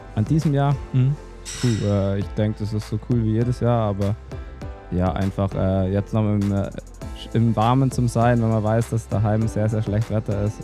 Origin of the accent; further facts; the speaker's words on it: Oberstdorf, Bavaria, Germany; bei uns daheim in Allgäu Alpen, in Oberstdorf. Da, ähm, da bin ich äh, geboren und aufgewachsen